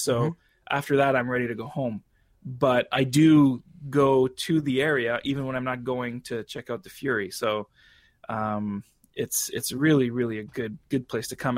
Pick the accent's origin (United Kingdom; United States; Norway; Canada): Canada; as a Canadian